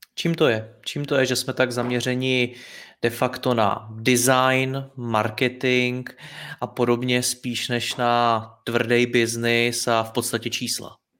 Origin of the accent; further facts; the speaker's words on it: Czechia; jako Češi